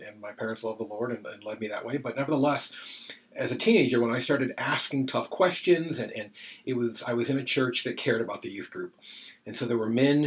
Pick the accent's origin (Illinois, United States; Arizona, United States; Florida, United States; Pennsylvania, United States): Illinois, United States; moved away as an adult; also born or lived in Indiana / Michigan; now in Easton, Maryland, United States; Technically grew up in Illinois, went to college in Indiana